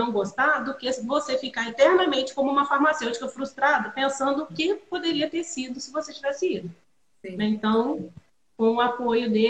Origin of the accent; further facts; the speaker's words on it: Juiz de Fora, Minas Gerais, Brazil; eu cresci em Juiz de Fora, onde a Ana, onde a Ana está, né